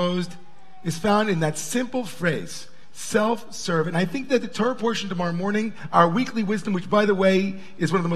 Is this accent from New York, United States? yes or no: yes; Long Island, New York, United States; We grew up in Long Island, you know, they pumped our gas for us.